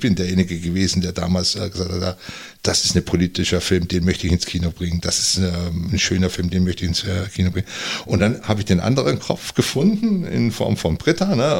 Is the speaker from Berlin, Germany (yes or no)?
no; Unterallgäu, Bavaria, Germany; moved away as an adult; now in Northern Germany; ich bin im Unterallgäu aufgewachsen